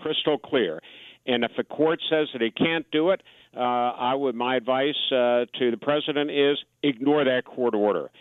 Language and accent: English; Atlanta, Georgia, United States; my hometown of Atlanta